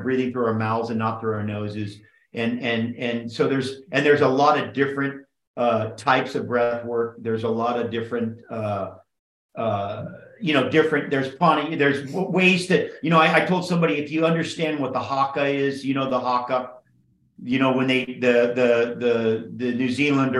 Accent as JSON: {"language": "English", "area": "Kauai", "region": "Hawaii", "country": "United States", "tie": "born or raised there", "also_born_or_lived": "Oahu / Big Island / Maui / California", "said": "I grew up on Kauai. I lived on all the islands"}